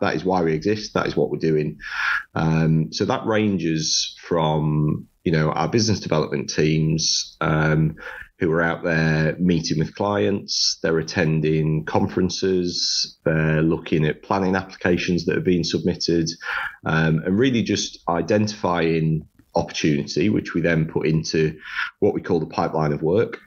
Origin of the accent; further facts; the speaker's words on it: Sunderland, North East England, United Kingdom; moved away as an adult; also born or lived in Loughborough; born and raised in Sunderland